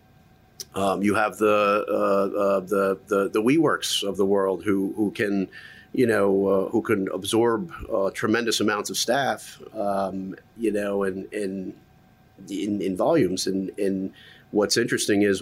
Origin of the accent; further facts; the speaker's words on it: Middletown, New York, United States; grew up upstate New York. I say upstate, but it's only about an hour and a half.